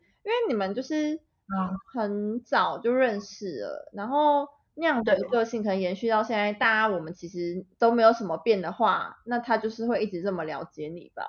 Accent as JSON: {"language": "Chinese", "country": "Taiwan", "tie": "born or raised there", "also_born_or_lived": "Kaohsiung", "said": "就那个地方是我们嗯出生的地方嘛，就是因为我们都是国中同学，所以就住很近"}